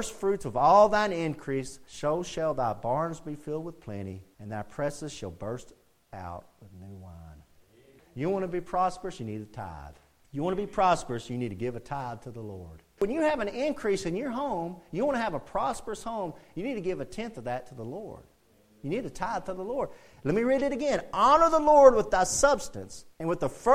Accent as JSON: {"language": "English", "country": "United States", "said": "our nation, as this American nation"}